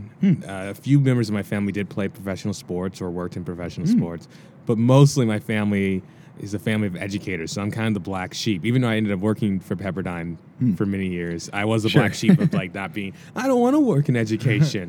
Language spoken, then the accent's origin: English; Cincinnati, Ohio, United States; moved away as an adult; also born or lived in Washington, D.C.; now in Los Angeles, United States; I was about 9 years old when I moved out of D.C., and then I spent 9 years as well in Cincinnati